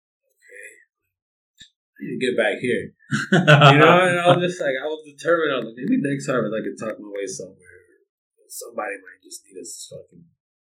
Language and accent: English; Los Angeles, California, United States; I was born and raised in Los Angeles, you know, part of the public school system.